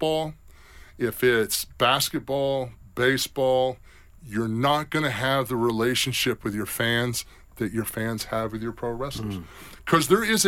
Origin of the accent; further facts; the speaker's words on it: South Carolina, United States; I'm from South Carolina